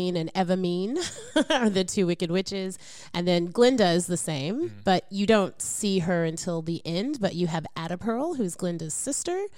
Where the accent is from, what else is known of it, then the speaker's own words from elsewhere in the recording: Oklahoma, United States; I'm from Oklahoma